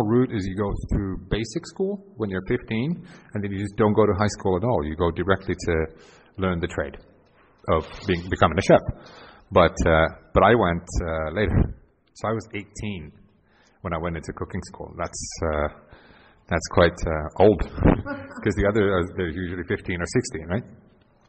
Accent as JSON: {"language": "English", "town": "Helsinki", "region": "Uusimaa", "country": "Finland", "tie": "born there", "second_language": "English", "said": "Now, I was born in 1975 in Helsinki, born into a family where mom and dad both worked for the local airline, for Finnair."}